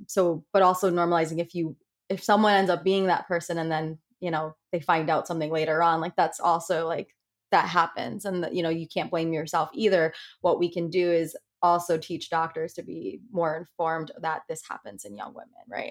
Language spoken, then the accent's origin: English; Connecticut, United States; moved away as an adult; now in Rhode Island, United States; I'm originally from Connecticut, but I'm currently living in Rhode Island.